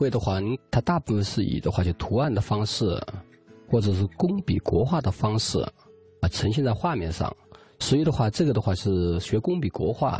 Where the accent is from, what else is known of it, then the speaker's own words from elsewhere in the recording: Linchuan, Jiangxi, China; moved away; also born or lived in Jingdezhen; 我是江西临川人。